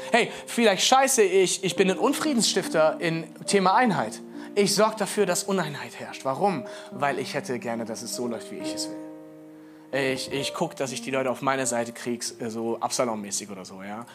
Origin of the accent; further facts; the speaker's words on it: Rhineland, Germany; Ich bin Rheinländer mit Migrationshintergrund